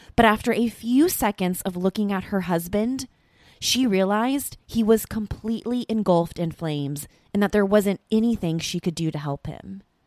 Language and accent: English; Southern California, United States; I grew up in Southern California